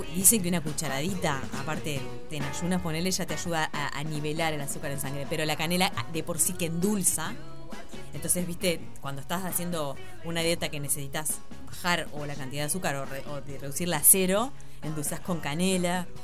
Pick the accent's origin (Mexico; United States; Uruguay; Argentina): Uruguay; el viaje que hicimos tres dramaturgas uruguayas